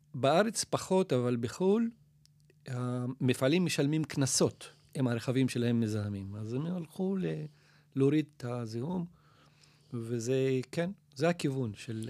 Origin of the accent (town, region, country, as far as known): Nazareth, Northern District, Israel